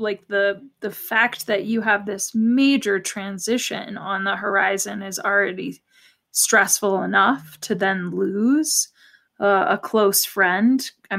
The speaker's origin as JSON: {"language": "English", "country": "United States", "tie": "born or raised there", "said": "I grew up outside of DC"}